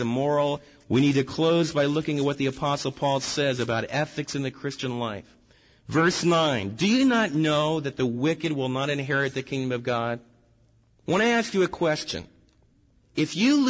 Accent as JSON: {"language": "English", "country": "United States", "said": "as American believers"}